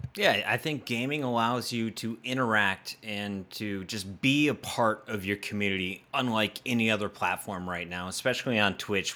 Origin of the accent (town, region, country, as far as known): Pennsylvania, United States; born or raised there